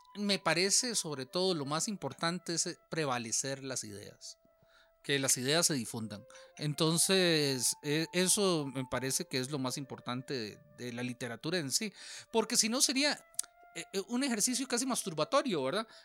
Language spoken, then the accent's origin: Spanish; Alajuela, Costa Rica; accent: costarricense; en, Alajuela, si bien hablamos, eh, hablamos como nuestro acento bien costarricense, también tenemos partes del lenguaje que solo se utilizan en Alajuela.